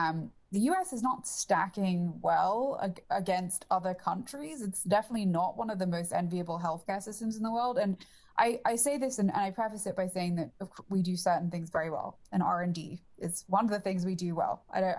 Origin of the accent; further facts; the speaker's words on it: England, United Kingdom; I mean, and you could probably tell that I'm English, so this is just not a problem that we have as much in the UK